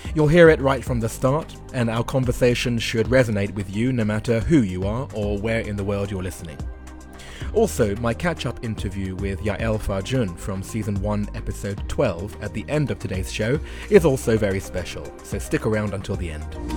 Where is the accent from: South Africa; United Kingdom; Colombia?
United Kingdom; London; moved away as an adult; also born or lived in Japan; year old white boy from northwest London